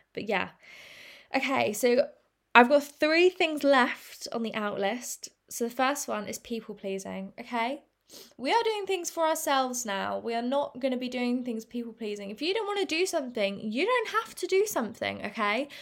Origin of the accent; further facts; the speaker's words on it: England, United Kingdom; I'm English and we say, in England